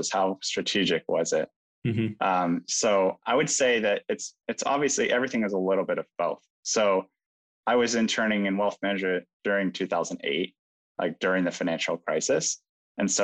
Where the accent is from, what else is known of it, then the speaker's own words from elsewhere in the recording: West Coast, United States; moved away as an adult; also born or lived in China; I grew up on the West Coast